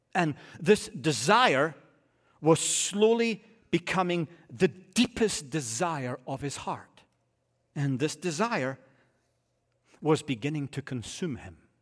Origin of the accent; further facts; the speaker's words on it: Scotland, United Kingdom; I'm a Scotsman